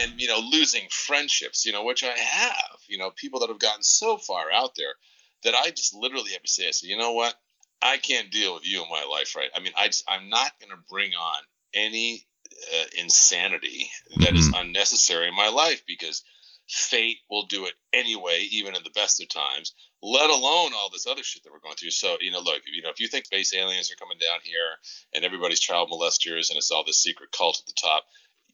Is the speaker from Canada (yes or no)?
yes; Canada; now in United States; I grew up a large portion of my youth in Canada and namely in Prince Edward Island and Nova Scotia.